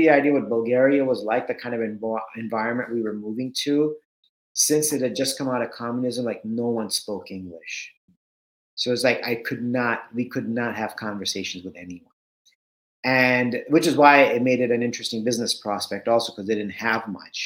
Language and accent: English; Southern California, United States; also born or lived in India; I grew up in Southern California. My parents had migrated from India to the US in 1980